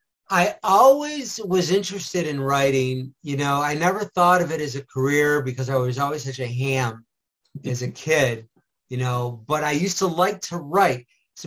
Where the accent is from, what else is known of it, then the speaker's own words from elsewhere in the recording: Rochester, New York, United States; moved away; also born or lived in Los Angeles; Well, I grew up in Rochester, New York, in the inner city, all in the 1960s.